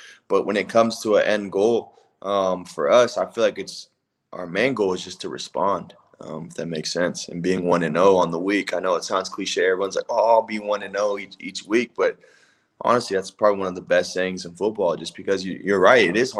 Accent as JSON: {"language": "English", "region": "West Coast", "country": "United States", "tie": "born or raised there", "said": "I grew up on the West Coast too."}